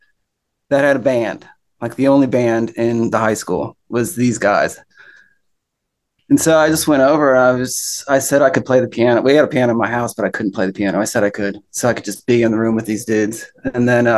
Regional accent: Cincinnati, Ohio, United States; moved away as an adult; also born or lived in San Francisco; now in Nashville, United States; I grew up in Cincinnati, and then I moved out to San Francisco about 15 years ago

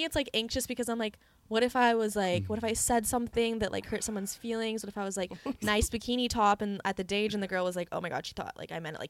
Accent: Santa Cruz, California, United States; I'm from Santa Cruz, guys, if anyone didn't know.

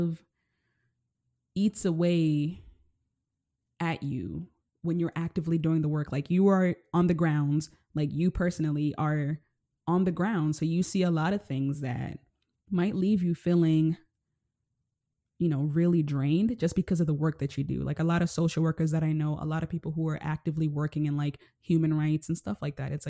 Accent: Nairobi, Kenya; I grew up living in Nairobi, Kenya. I come from poverty.

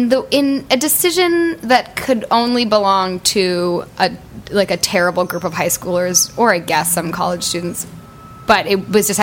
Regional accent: Northern California, United States; I grew up in Northern California.

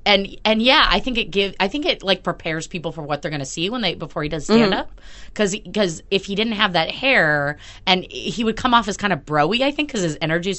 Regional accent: Portland, Oregon, United States; I'm from Portland

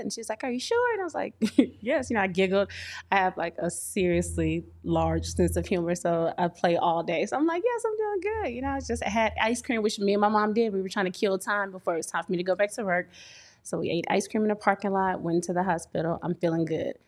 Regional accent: Port Arthur, Texas, United States; moved away as an adult; also born or lived in Illinois (St. Louis metro area); now in Illinois, United States; I hail from Texas, Port Arthur, Texas, to be exact. I've been here almost seven years now. I'm on the Illinois side

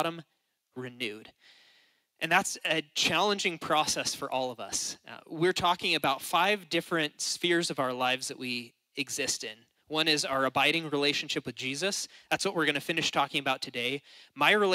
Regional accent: United States; we are American.

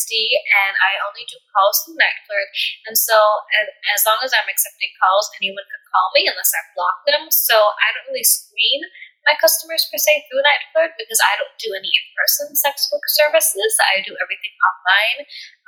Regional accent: United States; I was born and raised in America

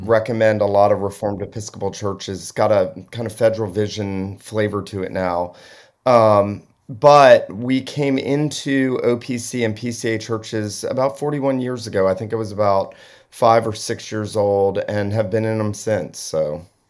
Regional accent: Southeast Georgia, United States; where I grew up in Southeast Georgia

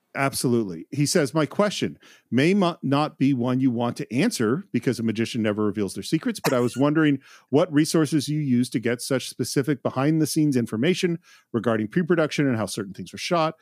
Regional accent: Bay Area, California, United States; I grew up in the Bay Area, which is the home of the free speech movement

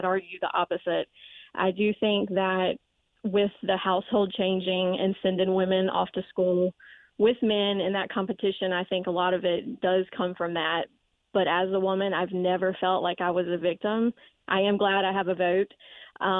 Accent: the South, United States; also born or lived in Florence, South Carolina; Being a Southerner and that Christian background

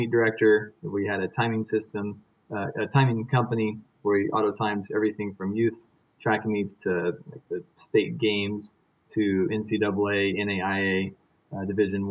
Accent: Oklahoma, United States; I grew up in Oklahoma

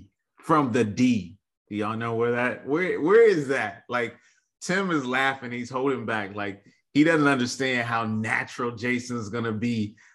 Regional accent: Detroit, Michigan, United States; also born or lived in Nashville, Tennessee; now in Memphis, United States; I'm from Detroit

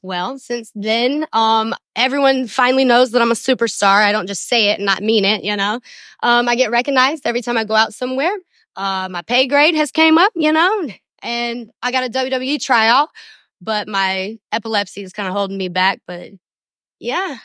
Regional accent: Somerset, Kentucky, United States; I was born in Somerset, Kentucky

